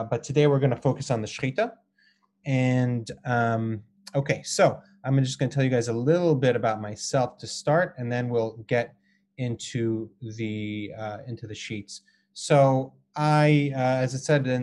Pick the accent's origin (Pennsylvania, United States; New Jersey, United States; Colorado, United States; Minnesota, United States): Colorado, United States; Boulder; also born or lived in Israel; I grew up in Boulder, Colorado